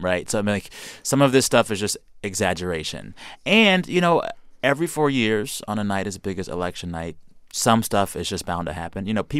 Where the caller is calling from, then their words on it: Reading, Pennsylvania, United States; I am from Reading, Pennsylvania. Love the podcast.